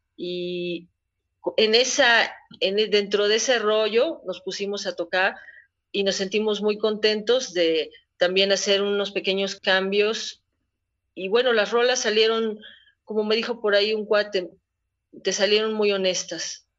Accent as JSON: {"language": "Spanish", "region": "Puebla", "country": "Mexico", "said": "como poblana"}